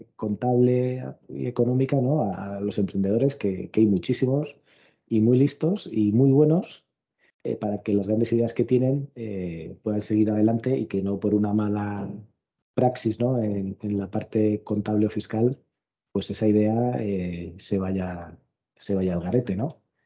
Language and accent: Spanish; Cartagena, Region of Murcia, Spain; moved away; mi tierra, a, Cartagena